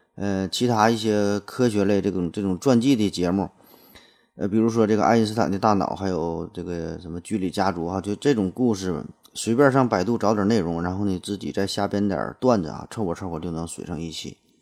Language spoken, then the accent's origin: Chinese; China; 我很荣幸我生在一个厉害国